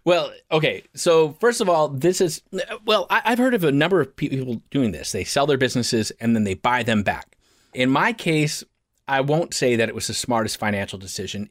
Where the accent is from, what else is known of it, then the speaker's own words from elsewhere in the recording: Portland, Oregon, United States; I, I'm from Portland, let's just be clear, I'm from Portland, and in Portland, we have a very specific way we think